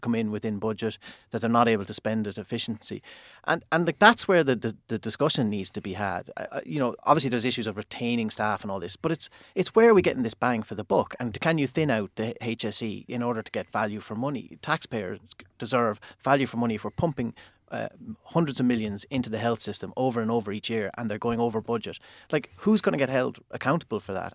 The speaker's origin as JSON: {"language": "English", "town": "Limerick", "region": "Munster", "country": "Ireland", "said": "I'm from Limerick."}